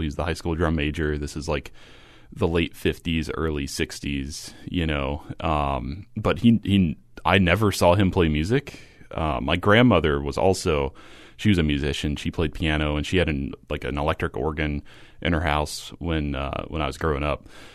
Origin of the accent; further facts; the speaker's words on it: Kentucky, United States; I grew up in a small uh, I guess a manufacturing town in Kentucky, a population less than seven thousand